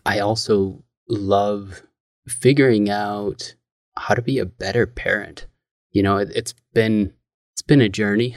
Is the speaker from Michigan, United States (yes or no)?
yes; Michigan, United States; moved away as an adult; also born or lived in Missouri; Planted in Michigan. I grew up in the house that my mom grew up in.